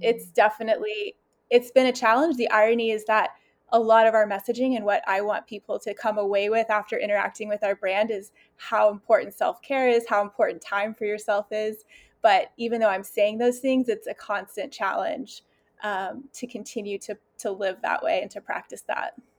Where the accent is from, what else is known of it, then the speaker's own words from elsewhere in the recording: the South, United States; I'm from the South also